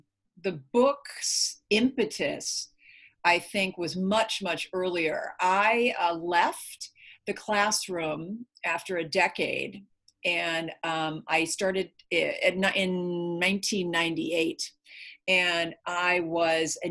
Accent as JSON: {"language": "English", "region": "Minnesota", "country": "United States", "tie": "born or raised there", "moved": "yes", "lives_now": "California, United States", "said": "I was raised in Minnesota. So I was raised to be Minnesota nice"}